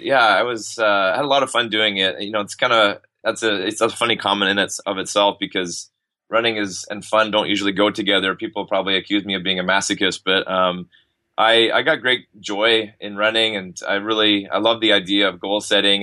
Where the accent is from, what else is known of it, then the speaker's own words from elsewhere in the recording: Ottawa, Ontario, Canada; moved away as an adult; also born or lived in Texas; now in Montreal, Canada; I grew up in Ottawa, which is the capital city of Canada.